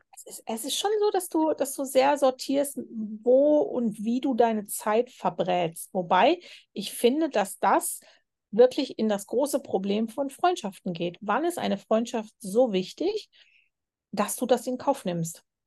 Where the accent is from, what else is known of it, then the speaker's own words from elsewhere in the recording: Germany; moved away; bin ich auch aus Deutschland so gewöhnt gewesen.